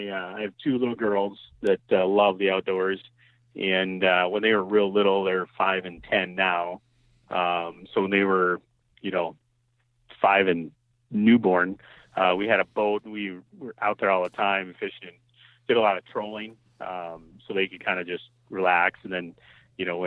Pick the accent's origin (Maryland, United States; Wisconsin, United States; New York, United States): Wisconsin, United States; South Central; also born or lived in Stoughton, Wisconsin; I'm from South Central Wisconsin